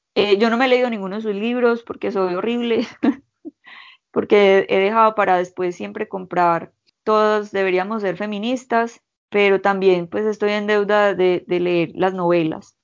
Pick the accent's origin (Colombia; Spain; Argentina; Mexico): Colombia